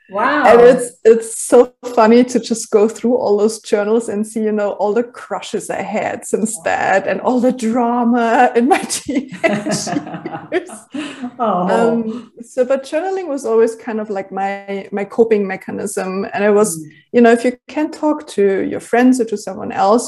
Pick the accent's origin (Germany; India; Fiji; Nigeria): Germany; first language German; English is a second language; when I realized that there was like no resource in Germany at all, like in my native language, I started to basically put everything that I used to put in my journal in a blog.